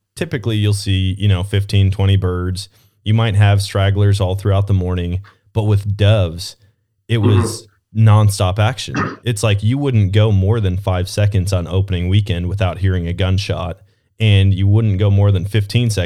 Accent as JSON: {"language": "English", "region": "Wisconsin", "country": "United States", "tie": "born or raised there", "also_born_or_lived": "Missouri", "moved": "yes", "said": "Growing up in Wisconsin"}